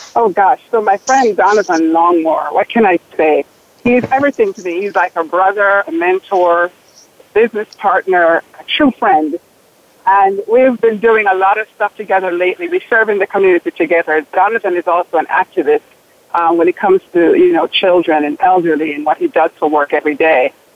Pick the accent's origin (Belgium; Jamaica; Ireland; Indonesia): Jamaica; now in Bloomfield, United States; coming from an island, which I'm also from Jamaica